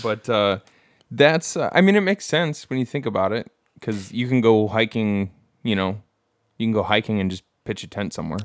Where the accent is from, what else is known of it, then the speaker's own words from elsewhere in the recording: Bad Axe, Michigan, United States; moved away; I'm from Bad Axe.